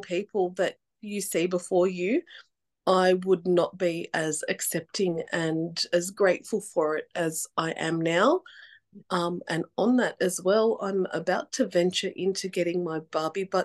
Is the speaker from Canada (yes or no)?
no; Sydney, New South Wales, Australia; I'm from Sydney